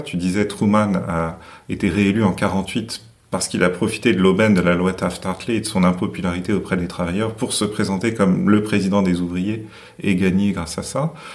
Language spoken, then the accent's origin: French; France; chez nous, en France